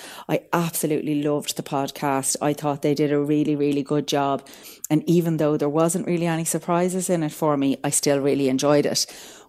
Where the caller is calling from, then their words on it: Dublin, Leinster, Ireland; I'm contacting you today from Dublin in Ireland. I'm contacting you about your review of West Cork. As an Irish person, I've been pretty much obsessed with this case for the last 20 years